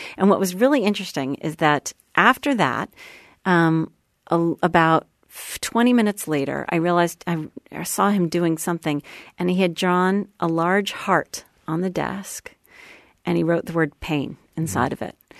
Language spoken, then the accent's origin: English; Sherborn, Massachusetts, United States; I grew up right outside of Boston